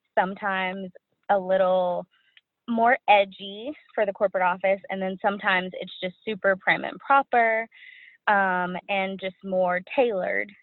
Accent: Dallas, Texas, United States; I'm from Dallas. I know. There's not very many of us

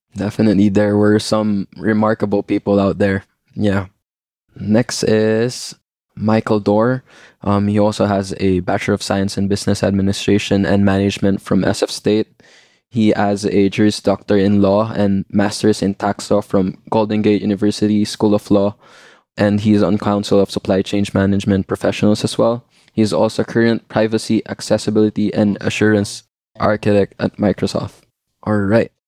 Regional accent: Philippines; moved away as an adult; I came from the Philippines like last semester, straight from the Philippines.

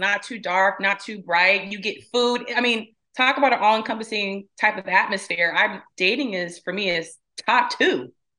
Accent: Riverside, California, United States; Anyone's ever been to Riverside? So for me to be complaining now, living in the desert, I go, I don't know what you're talking about. You grew up in 109, 110 weather

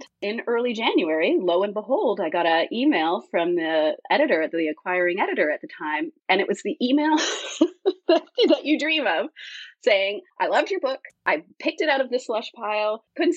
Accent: Canada; I'm Canadian, so I also had Canadian publishers available

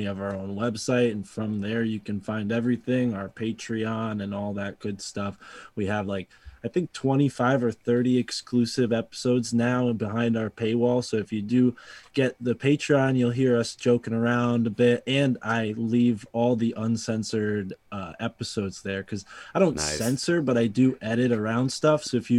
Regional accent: Connecticut, United States; And I'm from Connecticut, but we didn't get an accent for some reason in this state.

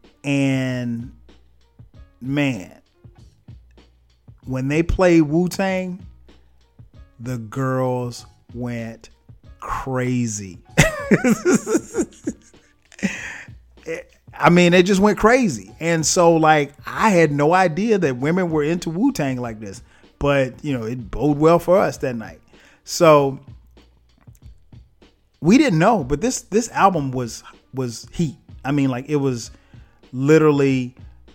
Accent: Florence, South Carolina, United States; I'm from Florence, South Carolina.

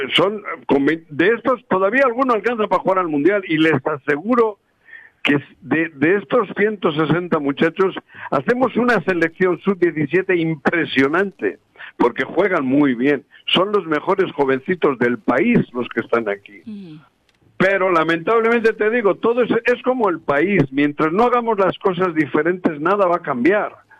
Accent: Bilbao, Basque Country, Spain; accent: Spanish; now in Mexico; Yo vengo de Bilbao

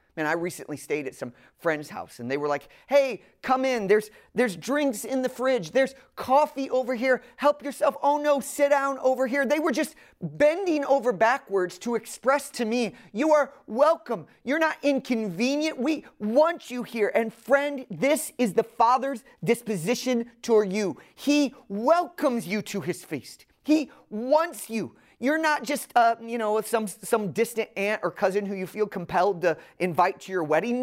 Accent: the North, United States; now in Atlanta, United States; I'm from the North

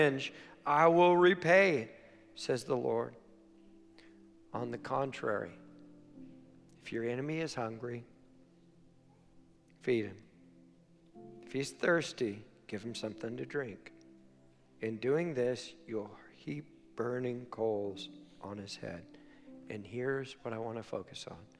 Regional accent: Weaverville, United States; I'm from Weaverville

